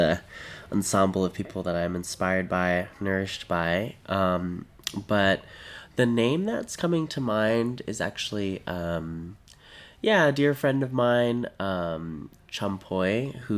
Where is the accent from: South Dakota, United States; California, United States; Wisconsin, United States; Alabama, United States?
California, United States; Stockton; also born or lived in Oakland, California; Born and raised on Yokuts territory in Stockton, California